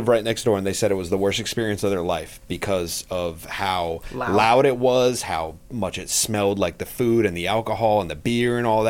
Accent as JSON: {"language": "English", "country": "United States", "said": "I'm American, man."}